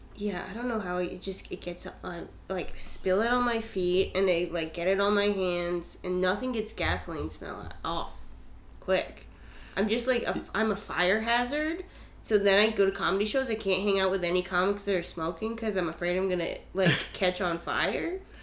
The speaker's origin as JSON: {"language": "English", "region": "Vermont", "country": "United States", "said": "I'm from Vermont."}